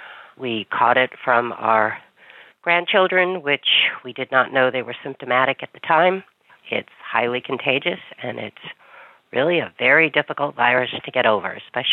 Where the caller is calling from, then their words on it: Central New York, United States; I'm calling from Central New York.